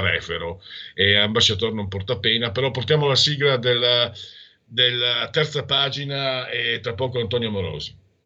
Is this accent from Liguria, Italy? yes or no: no; Friuli-Venezia Giulia, Italy; Vengo dal Friuli